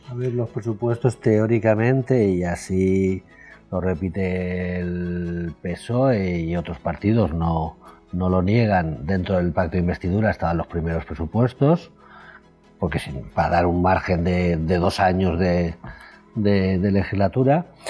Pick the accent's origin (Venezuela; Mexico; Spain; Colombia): Spain; Alicante, Valencian Community; como alicantino como, como valenciano